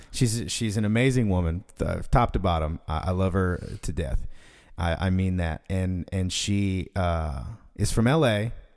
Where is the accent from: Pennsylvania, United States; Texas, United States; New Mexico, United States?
Texas, United States; Fort Worth; I was born and raised in D F